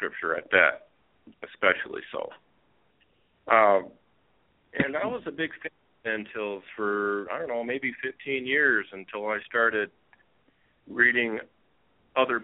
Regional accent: Michigan, United States; where I grew up in Michigan.

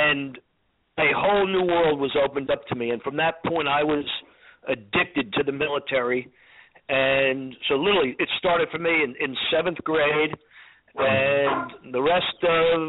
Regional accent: New Jersey, United States; moved away as an adult; also born or lived in New York City / Atlanta; I grew up in New Jersey.

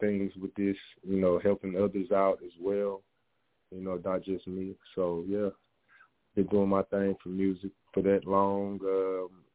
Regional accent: Shreveport, Louisiana, United States; moved away as an adult; now in Texas, United States; I'm from Louisiana, from Shreveport, Louisiana. I moved out to Texas, where it's 5 years now

